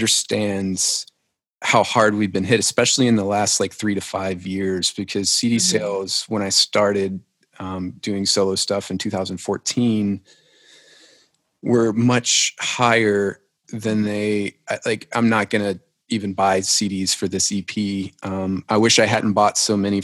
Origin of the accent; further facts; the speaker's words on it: Lafayette, Louisiana, United States; now in Nashville, United States; I'm from Lafayette, Louisiana originally